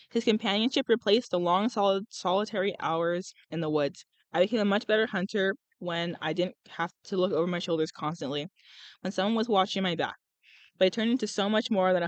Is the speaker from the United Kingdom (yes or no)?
yes; United Kingdom; I'm British. Yeah, I'm British